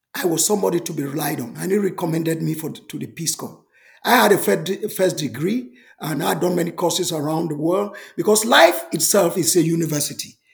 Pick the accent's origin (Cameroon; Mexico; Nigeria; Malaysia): Cameroon; I was born in Cameroon